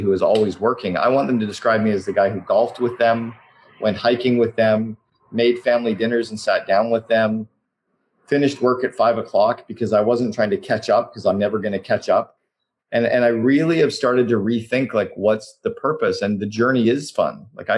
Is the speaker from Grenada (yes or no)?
no; Canada; now in Vancouver, Canada; I'm Canadian